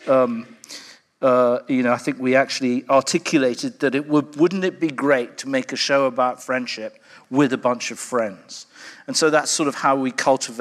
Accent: London, United Kingdom; I grew up I was born in London in the early 60s

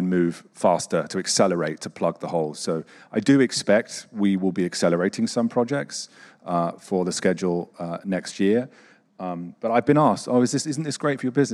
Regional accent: Boston, Massachusetts, United States; I'm from Boston

